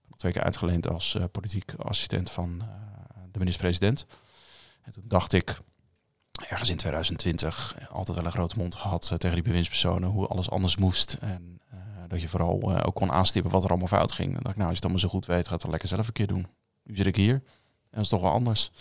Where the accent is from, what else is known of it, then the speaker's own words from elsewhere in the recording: Westland, South Holland, Netherlands; Ik kom uit het Westland